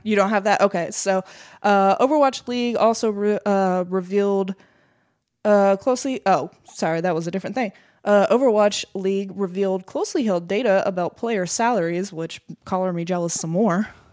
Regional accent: United States; We're American.

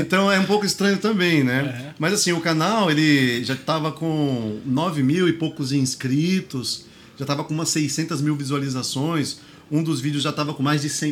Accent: São Paulo, Brazil; o Grajaú foi onde eu nasci, foi onde eu cresci

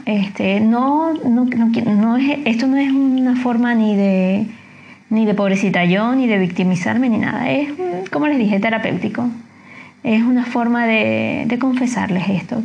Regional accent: Venezuela; moved away as an adult; now in Chile; como venezolano, como inmigrante

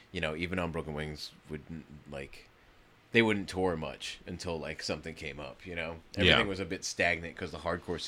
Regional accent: New Jersey, United States; I mean, I grew up going to see … at the Palladium in Worcester.

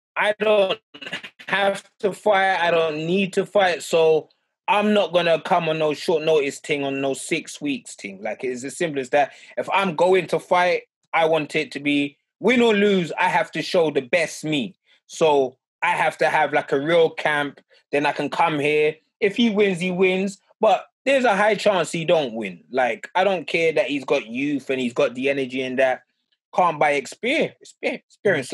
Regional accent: London, United Kingdom; I always thought I come from Harrow Road.

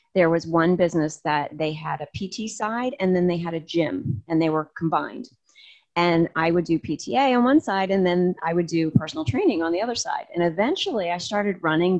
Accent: New Jersey, United States; moved away as an adult; I grew up in a small, small town in South Jersey

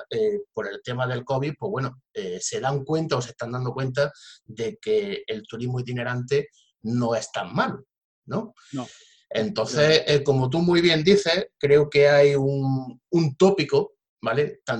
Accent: Jaén, Andalusia, Spain; yo también soy de Jaén y todo lo que sea incentivar eh

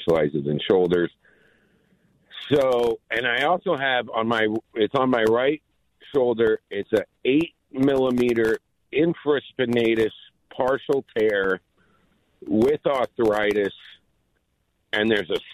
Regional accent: New York City, New York, United States; I'm from Queens

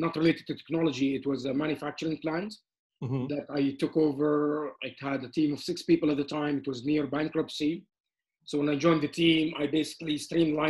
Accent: Amman, Amman Governorate, Jordan; now in Canada; I was born in Amman, Jordan, and I moved to Canada with my family, with my parents in 1986. I finished high school and university here

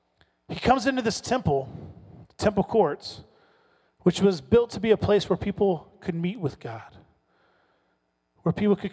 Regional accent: the South, United States; I told you, I grew up in the South.

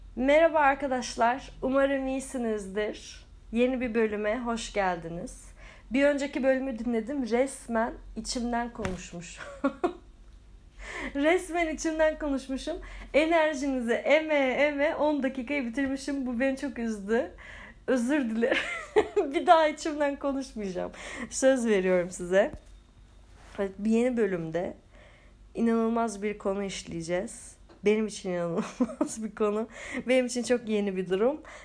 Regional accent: Turkey; biz Türkler olarak.

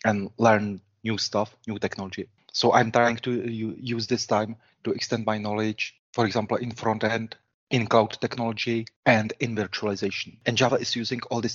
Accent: Plzeň, Plzeň Region, Czechia; Plzeň, my hometown

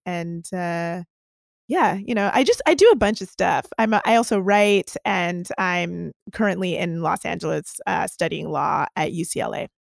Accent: Toronto, Ontario, Canada; I'm a girl from Toronto, and I am an activist.

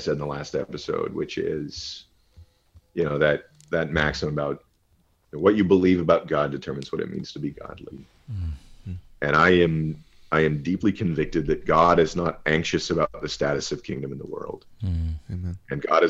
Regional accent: Texas, United States; now in New York, United States; I am from Texas

